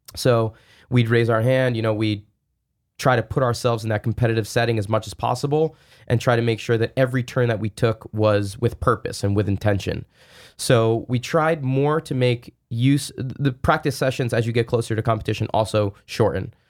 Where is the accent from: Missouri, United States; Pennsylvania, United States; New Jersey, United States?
New Jersey, United States; I grew up in New Jersey, uh, not that far away from the city